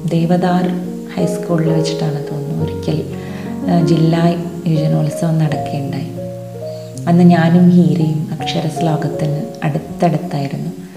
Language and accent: Malayalam; Valluvanad, Kerala, India; പൂരം ഞങ്ങൾ വള്ളുവനാട്ടുകാരുടെ ഏറ്റവും വലിയ ഉത്സവമാണ്